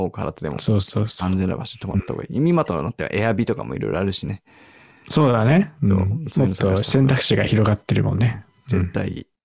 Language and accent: Japanese; Los Angeles, California, United States; moved away; まあ僕もロス出身なので、